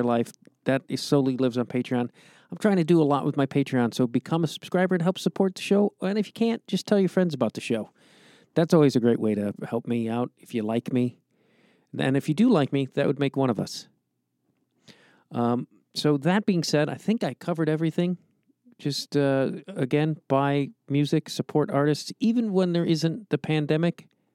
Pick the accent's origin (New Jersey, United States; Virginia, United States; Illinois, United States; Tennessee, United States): Illinois, United States; Chicago; now in Los Angeles, United States; I'm outside Los Angeles, but I grew up in Chicago